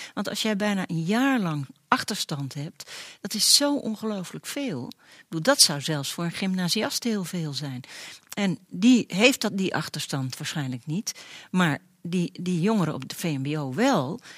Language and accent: Dutch; Netherlands; als Nederlanders zijn we